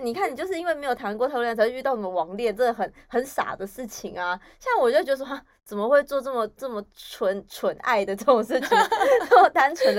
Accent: Yunlin County, Taiwan; moved away; 就我回回我们云林老家，

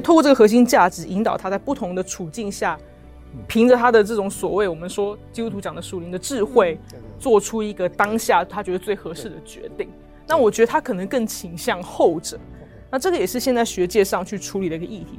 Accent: Taipei, Taiwan; moved away as an adult; also born or lived in Oxford, United Kingdom; 我从小就在台北长大这样子，然后住过台北很多不同的地方，但基本上在台北这个地方，呃，成长。然后我，呃，在一个很小的教会叫做台北行道会

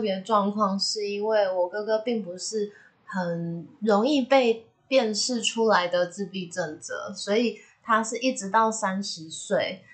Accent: southern Taiwan, Taiwan; moved away as an adult; now in central Taiwan; 我十八岁以前是在南部长大的，然后在大学的时候在北部读书，大学毕业以后就开始工作，然后目前就是跟伴侣住在中部这样子。

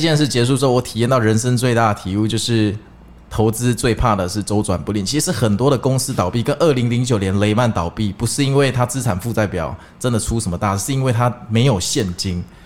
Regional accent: Kaohsiung, Taiwan; 我有一次高雄人

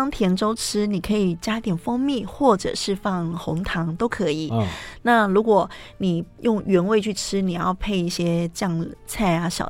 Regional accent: Taiwan; 我们台湾人就是因为可能常常会觉得说，哎，吃糯米会很容易胀气，然后胃发炎。

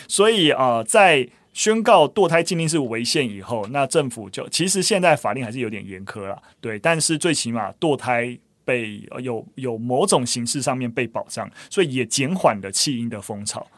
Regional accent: Taiwan; 我们其实出生在台湾，那你在台湾出生，你就是台派啊

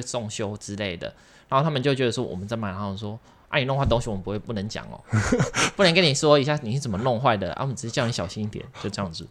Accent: southern Taiwan, Taiwan; moved away; 我是南部人，然后我就会回家

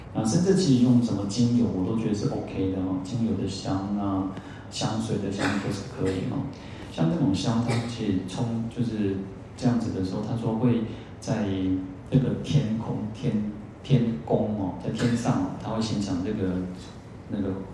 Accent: Taiwan; 我们都现在讲台湾话

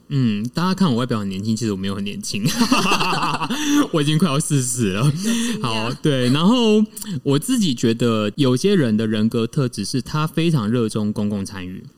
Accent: Tainan, Taiwan; born or raised there; also born or lived in Taichung / Beijing / Shanghai / Bangkok

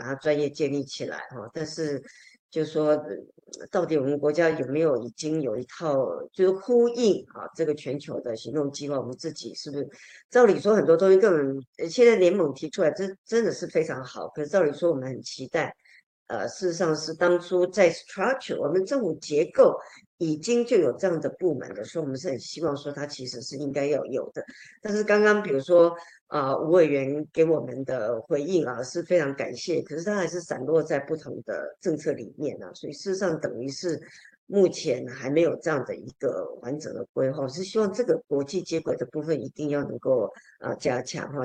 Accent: Taiwan; 我们台湾人喜欢讲共照啦

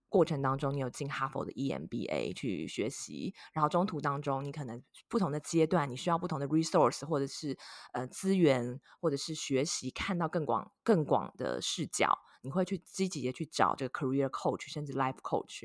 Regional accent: Taiwan; now in United States; 跟我一样是土生土长的台湾人

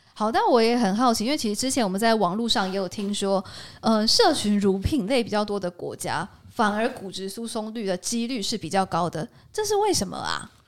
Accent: Taiwan; 我们台湾人目前摄取的状况还好吗？

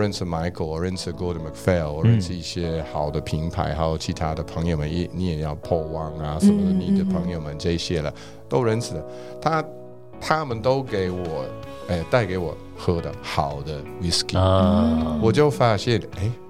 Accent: Scotland, United Kingdom; Chinese is a second language; now in Taiwan; 就是因为我爸就是强迫我要喝 whisky，因为我是苏格兰人，

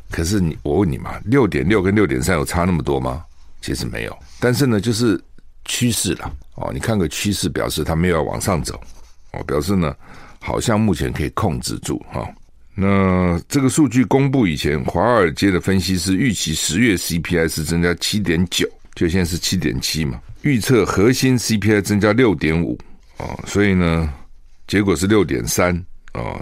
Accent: Taiwan; 我们台湾人的眼睛都很不好

